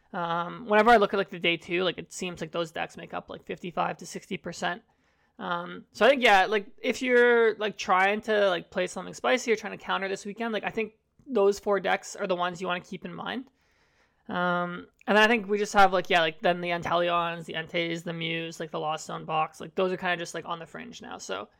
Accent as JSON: {"language": "English", "country": "Canada"}